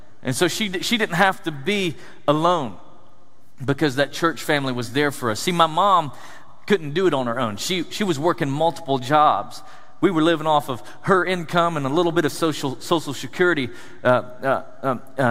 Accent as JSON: {"language": "English", "region": "East Tennessee", "country": "United States", "tie": "born or raised there", "said": "I grew up in East Tennessee, the foothills of the Smoky Mountains"}